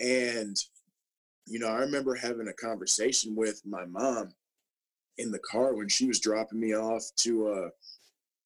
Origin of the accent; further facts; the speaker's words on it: Minnesota, United States; I grew up in Minnesota, and I went to Mounds View High School, a public school that is north of the Twin Cities